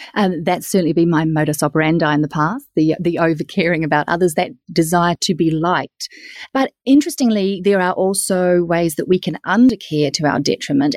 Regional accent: New Zealand; I'm from New Zealand

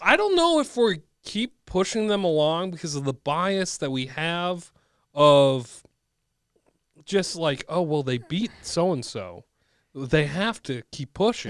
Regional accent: Bloomington, Minnesota, United States; also born or lived in Edina; I grew up in Bloomington, Jefferson

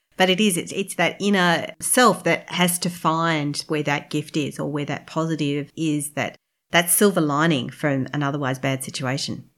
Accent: Brisbane, Queensland, Australia; I'm from Brisbane as well

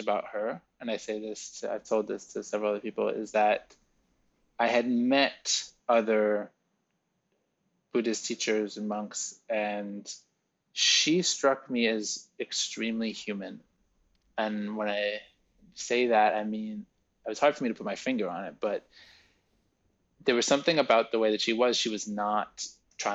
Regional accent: New York, United States; also born or lived in France; growing up in New York, in a very, you know, sort of privileged upbringing in New York.

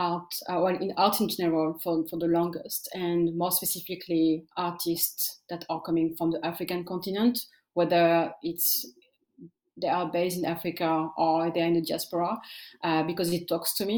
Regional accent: France; also born or lived in Eritrea; I grew up in France, and I came as a refugee with my parents

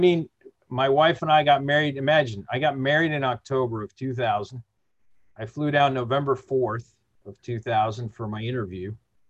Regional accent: Mexico City, Mexico; born there; So I was born in Mexico City. And, even though my folks are from Chicago, but when we lived in Mexico, they made sure we all learned the language.

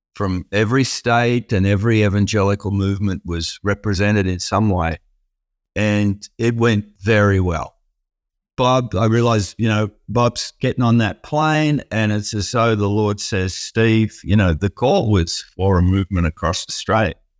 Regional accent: Melbourne, Victoria, Australia; also born or lived in Sydney; I was born in Sydney and early years there. And, and then most of my life, I've, in Australia, I've, I've lived in Melbourne. We moved down to Melbourne

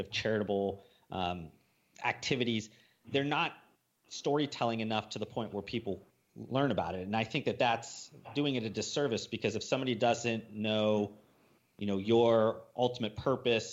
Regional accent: Midwest, United States; moved away; Ryan and I came from the Midwest

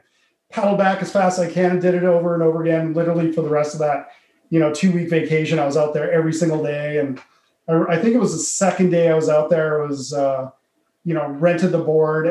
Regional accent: Calgary, Alberta, Canada; born and raised in Calgary

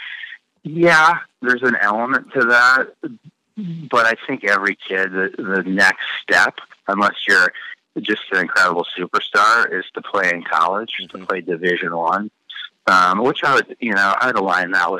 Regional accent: Carmel, Indiana, United States; Growing up in Carmel

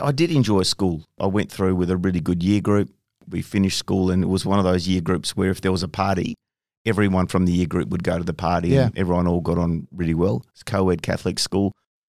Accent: Bunbury, Western Australia, Australia; You know, we pretty much everyone, you know, in half the cities along a coastal strip. So you're always exposed to the ocean, always in the water, out there fishing, playing sports, surfing, whatever. It was awesome

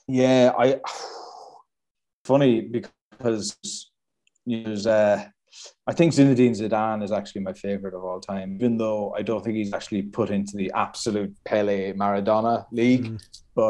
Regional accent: County Galway, Ireland; born there; I was born in County Galway, which is the west coast of Ireland.

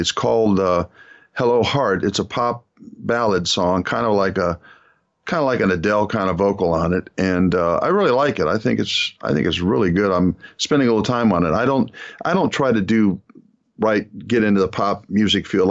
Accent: Akron, Ohio, United States; we're from Akron

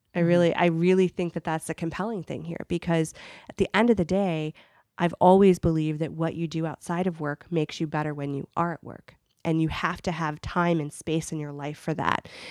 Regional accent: Akron, Ohio, United States; now in Chicago, United States; I'm from from Akron, Ohio

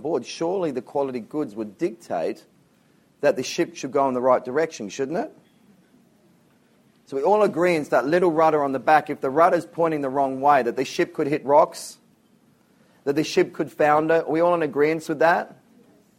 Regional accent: Whyalla, South Australia, Australia; I lived in a place called Whyalla in South Australia. It's where I grew up.

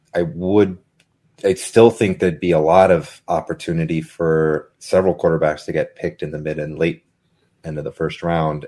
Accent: Fresno, California, United States; I'm, I'm a Fresno boy. I'm from Fresno

